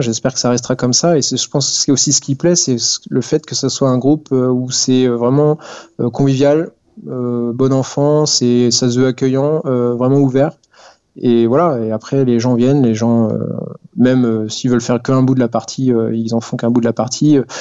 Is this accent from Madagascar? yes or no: no; Poitiers, Nouvelle-Aquitaine, France; moved away as an adult; now in Strasbourg, France; je viens de Poitiers